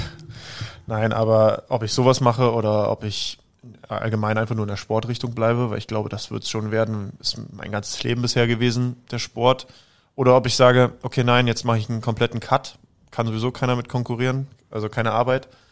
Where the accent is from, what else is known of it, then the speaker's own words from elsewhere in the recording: Berlin, Germany; now in Salzburg, Austria; Also, ich bin ja ursprünglich Berliner, aber untergebracht oder mein Lebensmittelpunkt habe ich in Salzburg